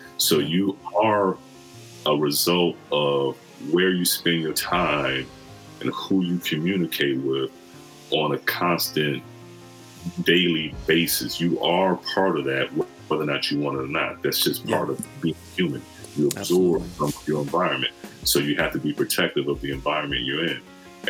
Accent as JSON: {"language": "English", "region": "Michigan", "country": "United States", "also_born_or_lived": "Kansas", "lives_now": "Los Angeles, United States", "said": "I've lived in two different countries, you know, I'm from Michigan, of course. Yeah. I live in Kansas, I live out here in LA."}